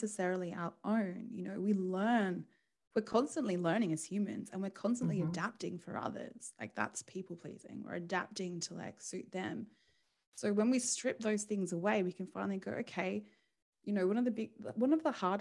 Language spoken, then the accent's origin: English; Australia; moved away as an adult; we're Australian